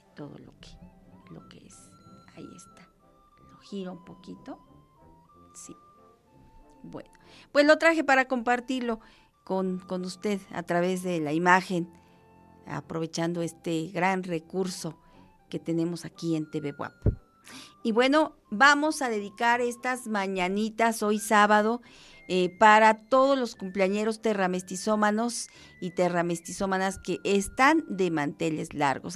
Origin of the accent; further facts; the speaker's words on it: Mexico; como mexicanos